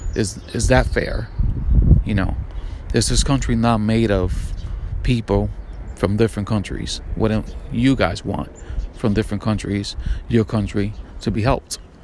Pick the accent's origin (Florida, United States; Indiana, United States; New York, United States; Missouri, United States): New York, United States; I'm from New York, FDNY, EMS, NYPD